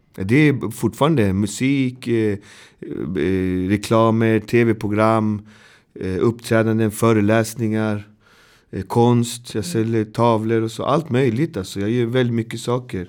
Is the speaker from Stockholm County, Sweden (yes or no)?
yes; Botkyrka, Stockholm County, Sweden; Jag är uppväxt i Botkyrka som är två mil härifrån